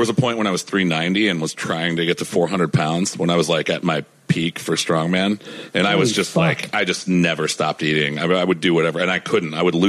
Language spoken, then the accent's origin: English; Ohio, United States; my hometown in Ohio